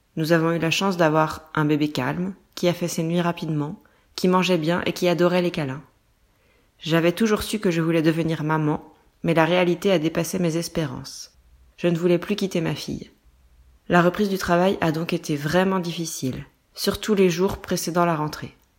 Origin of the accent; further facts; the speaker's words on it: France; also born or lived in small village near Nantes, western France; Je suis française